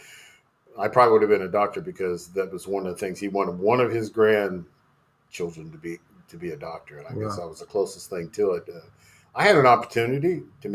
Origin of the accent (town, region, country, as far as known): Hiawatha, Kansas, United States; born or raised there; also born or lived in Manhattan, Kansas